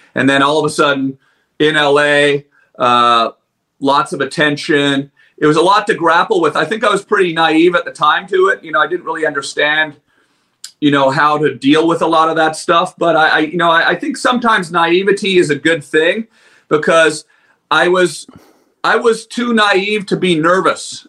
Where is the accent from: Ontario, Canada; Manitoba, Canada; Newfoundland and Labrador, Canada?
Ontario, Canada; Ottawa; I'm a goofball from Ottawa